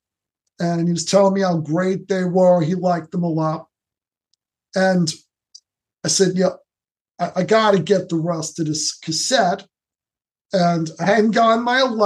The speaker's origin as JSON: {"language": "English", "town": "New York City", "region": "New York", "country": "United States", "tie": "born or raised there", "also_born_or_lived": "Long Beach, New York", "lives_now": "Bay Shore, United States", "said": "Lifelong New Yorker. I was born in the Bronx in 1966."}